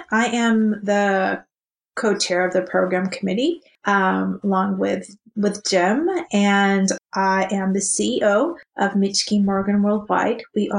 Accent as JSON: {"language": "English", "country": "Japan", "tie": "born or raised there", "moved": "as an adult", "lives_now": "United States", "said": "So I grew up in Japan. I was born and raised in Japan. So I actually, and I have also lived in the States, and I currently live here, obviously. But that said, so I've gone through the Japanese education system all the way from elementary school to college."}